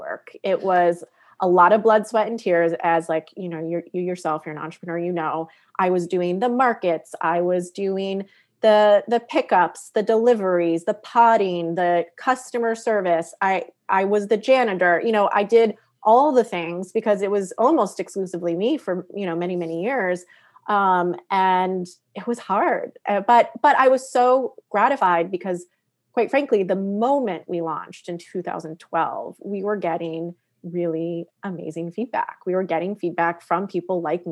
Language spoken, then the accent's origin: English; Western Massachusetts, United States; moved away as an adult; also born or lived in New York City; until I was 18 years old, I lived in Western Massachusetts